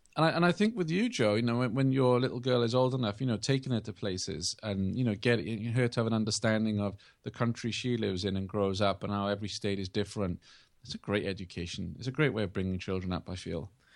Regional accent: England, United Kingdom; moved away; I grew up in England

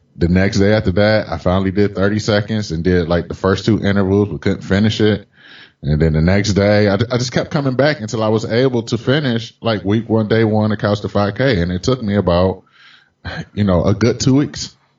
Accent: Detroit, Michigan, United States; also born or lived in Boston area / San Francisco area; now in San Francisco, United States; I'm originally from Detroit.

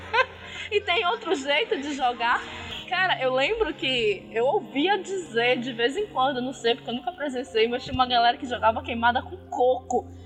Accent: North Region, Brazil

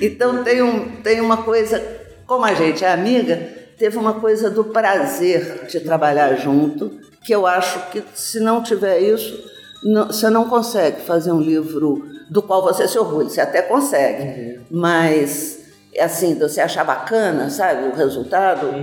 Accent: Brazil; nós nos reconhecemos como brasileiro

